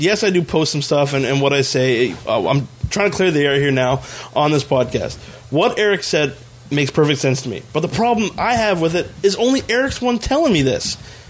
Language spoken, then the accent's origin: English; Canada; We feel that we are not being treated fairly as Canadian citizens.